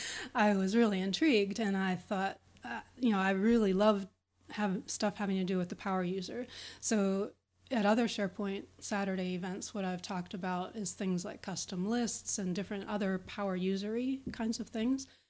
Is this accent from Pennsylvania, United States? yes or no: yes; Pittsburgh, Pennsylvania, United States; I am from Pittsburgh, Pennsylvania, in the U.S.